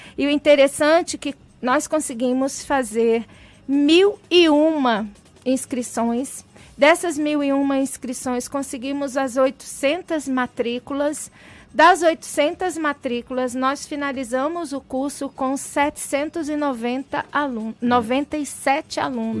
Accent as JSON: {"language": "Portuguese", "area": "Baixada Fluminense", "region": "Rio de Janeiro", "country": "Brazil", "tie": "born or raised there"}